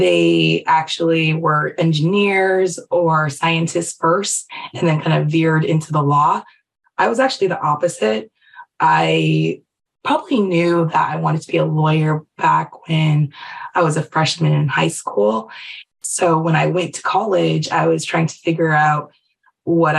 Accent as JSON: {"language": "English", "area": "Silicon Valley", "region": "California", "country": "United States", "tie": "born or raised there", "said": "I was raised in Silicon Valley"}